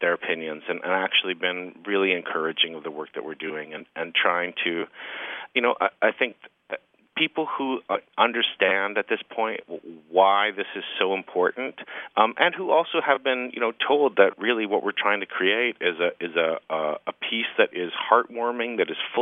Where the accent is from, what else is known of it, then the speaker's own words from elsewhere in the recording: Canada; as a Canadian storyteller